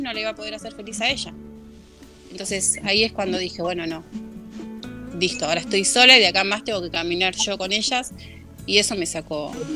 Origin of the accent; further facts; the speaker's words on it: Virrey del Pino, Buenos Aires Province, Argentina; yo soy de eh, Buenos Aires, zona oeste.